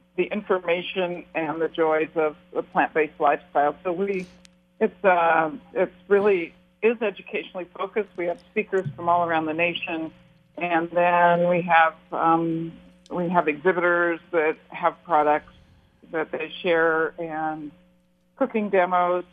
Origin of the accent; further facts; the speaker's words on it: Portland, Oregon, United States; I grew up in Portland and, and lived in Oregon all my life